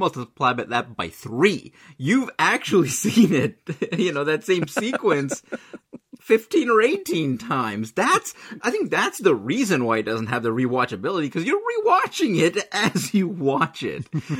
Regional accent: India; Could it be that I'm Indian

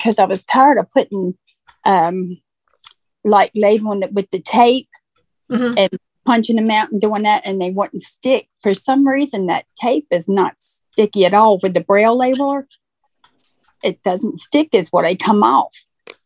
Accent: La Follette, Tennessee, United States; now in Maryland, United States; Originally Tennessee.

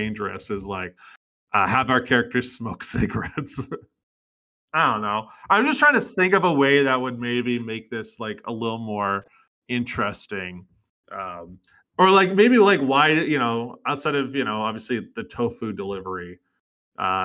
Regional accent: British Columbia, Canada; I'm being from BC.

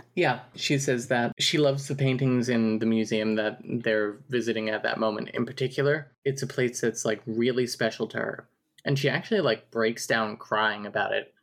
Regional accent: New Jersey, United States; I'm from New Jersey.

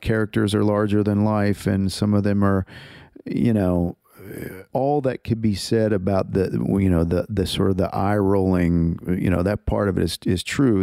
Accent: Abilene, Texas, United States; also born or lived in Canada; I was born in Canada, but my, my family moved to Texas when I was quite young, when I was a, a toddler. And so I, I grew up in a place called Abilene, Texas.

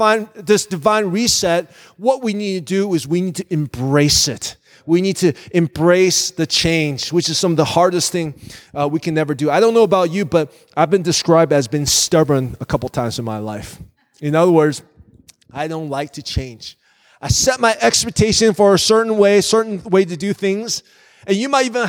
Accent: Virginia, United States; moved away as an adult; now in Northwest Indiana, United States; I came out to Northwest Indiana from Virginia. I grew up in Virginia

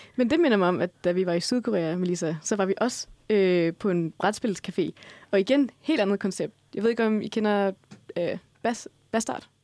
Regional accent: Denmark; vi danskere

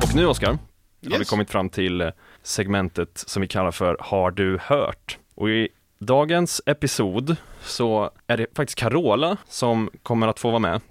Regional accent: Västergötland, Västra Götaland, Sweden; jag är själv från Västergötland

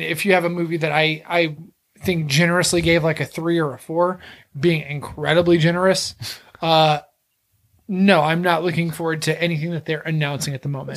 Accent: Texas, United States; I'm from Texas.

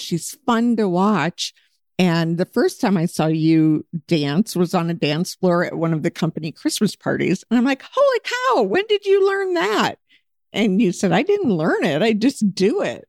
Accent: Anchorage, Alaska, United States; moved away as an adult; now in Scottsdale, United States; I'm from Anchorage, Alaska

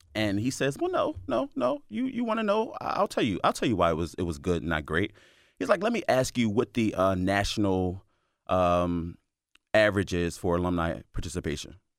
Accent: Philadelphia, Pennsylvania, United States; moved away as an adult; now in Delaware, United States; am born and raised in Philadelphia

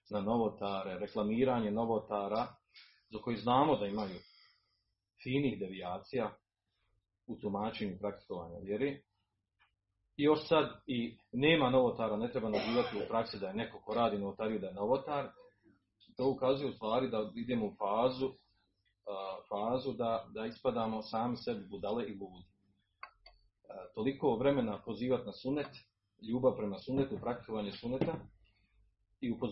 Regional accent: Bosnia & Herzegovina

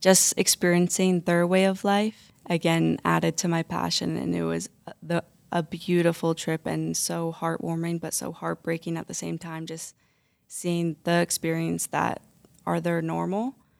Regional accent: St. Albert, Alberta, Canada; I'm from Saint Albert, and when I work in s, uh, Saint Albert centers, there's not a lot of culture va-, variety

